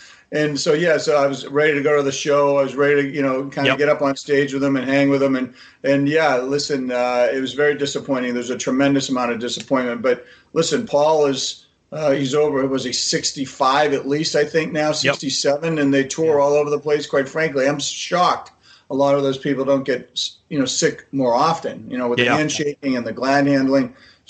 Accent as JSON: {"language": "English", "town": "Haifa", "region": "Haifa District", "country": "Israel", "tie": "born there", "said": "This is Israel. Listen, I was born in Haifa."}